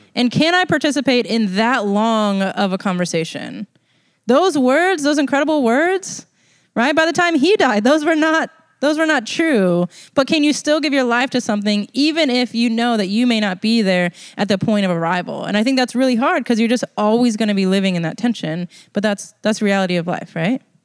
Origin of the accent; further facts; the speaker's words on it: United States; being American